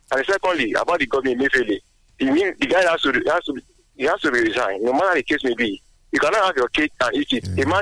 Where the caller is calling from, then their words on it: Adigbe, Ogun State, Nigeria; I'm calling from Adigbe.